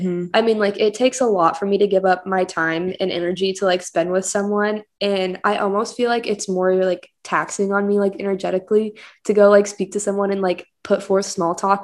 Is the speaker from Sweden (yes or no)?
no; Kansas City, United States; I also grew up in Kansas City my whole life